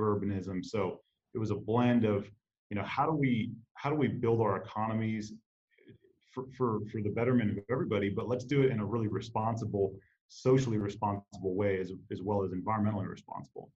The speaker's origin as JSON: {"language": "English", "town": "Phoenix", "region": "Arizona", "country": "United States", "tie": "born or raised there", "moved": "yes", "lives_now": "Kansas City, United States", "said": "born and raised in Phoenix, Arizona, a city of incredible urban sprawl"}